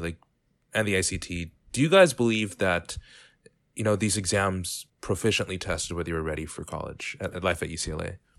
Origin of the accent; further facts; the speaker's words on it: San Diego, California, United States; I come from San Diego, California, and from a more affluent community